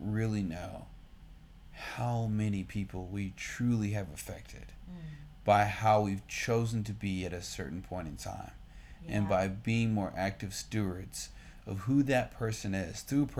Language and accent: English; Austin, Texas, United States; my hometown, Austin, motherfucking Texas